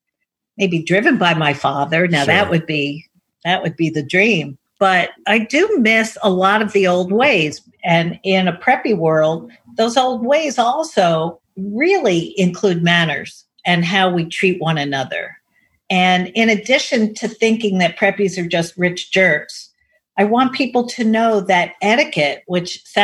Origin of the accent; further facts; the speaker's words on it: New York City, New York, United States; I was raised in Manhattan.